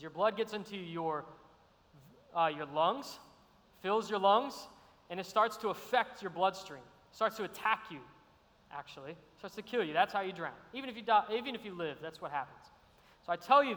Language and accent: English; Arizona, United States; moved away as an adult; now in Savannah, United States; I'm from Arizona, great state